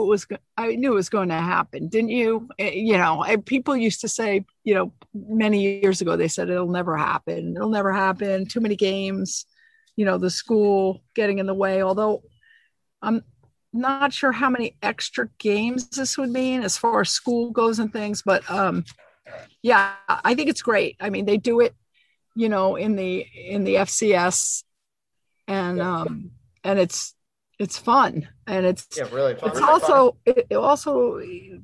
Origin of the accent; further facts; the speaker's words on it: New Jersey, United States; moved away; I grew up in New Jersey